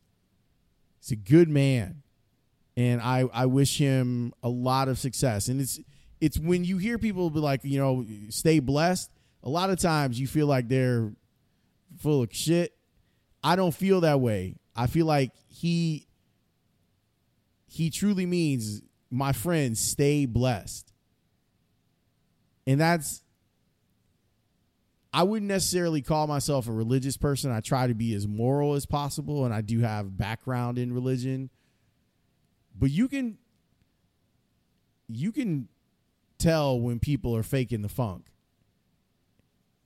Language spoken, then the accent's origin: English; United States; As an American, as a Black American